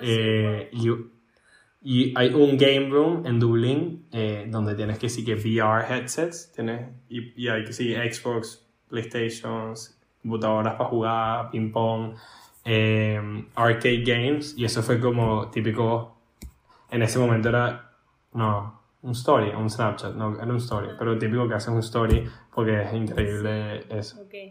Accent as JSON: {"language": "Spanish", "country": "Venezuela", "moved": "yes", "said": "Yo vengo de Venezuela, la mayoría de la gente donde yo trabajo son europeos"}